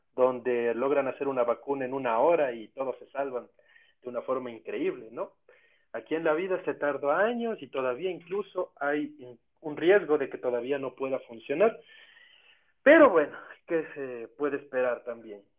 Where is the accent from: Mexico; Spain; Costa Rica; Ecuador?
Ecuador